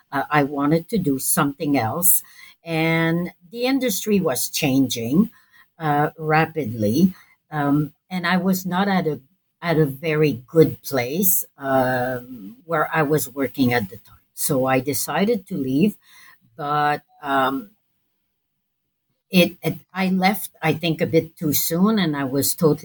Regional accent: Montreal, Quebec, Canada; I'm from Montreal

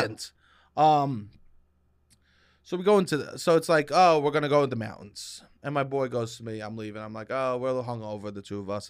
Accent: New York, United States; I'm from New York.

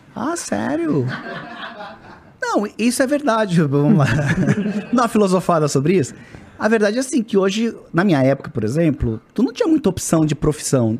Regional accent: Florianópolis, Santa Catarina, Brazil; Eu sou do sul ali, de Florianópolis

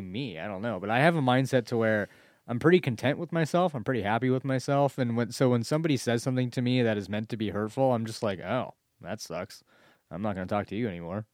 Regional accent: United States; it was in Malala, my hometown.

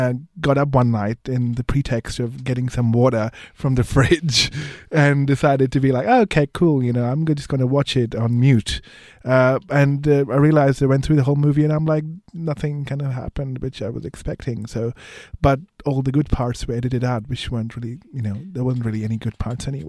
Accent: India; because I grew up in India, which has weird censorship laws.

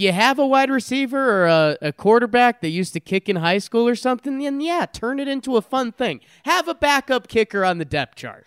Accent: Connecticut, United States; growing up in Connecticut

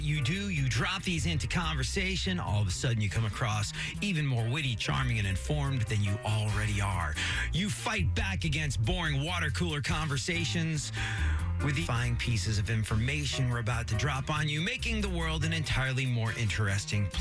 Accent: England, United Kingdom; now in United States; growing up in England

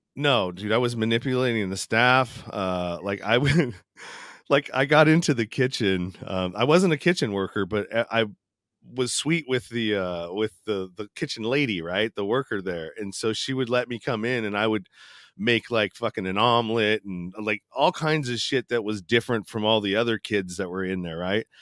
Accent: East Bay, Northern California, United States; I grew up in a small suburb of, uh, Northern California in the East Bay, uh, close to San Francisco, probably thirty minutes outside of the city, uh, going east

